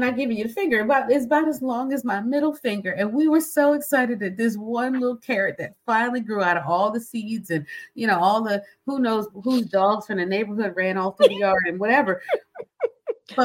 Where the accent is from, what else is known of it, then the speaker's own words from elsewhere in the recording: Philadelphia, Pennsylvania, United States; we grew up in Philly and in the concrete jungle, right?